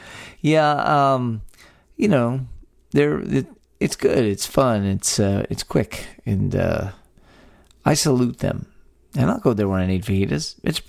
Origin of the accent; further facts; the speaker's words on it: Texas, United States; three friends born and raised in the Lone Star State share views on the history, culture, and just what it means to be Texan.